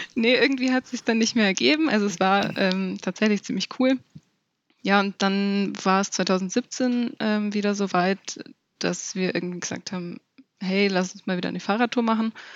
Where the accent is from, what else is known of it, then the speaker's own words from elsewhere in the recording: Allgäu, Germany; bei uns im Allgäu